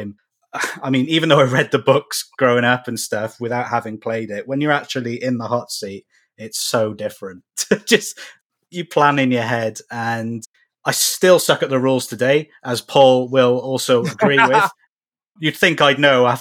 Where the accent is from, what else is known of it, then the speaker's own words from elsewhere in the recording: Cardiff, Wales, United Kingdom; I'm from Cardiff in Wales, UK.